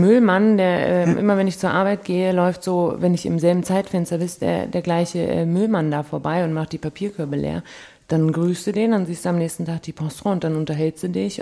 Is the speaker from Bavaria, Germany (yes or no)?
yes; Munich, Bavaria, Germany; moved away as an adult; now in Cologne, Germany; als Münchner